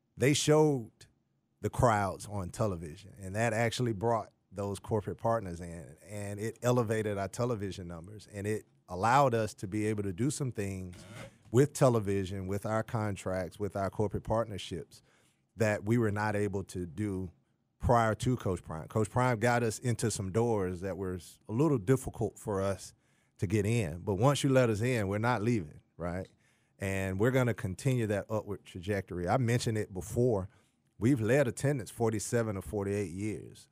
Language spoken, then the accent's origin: English; Jackson, Mississippi, United States; moved away; I'm originally from Jackson, Mississippi.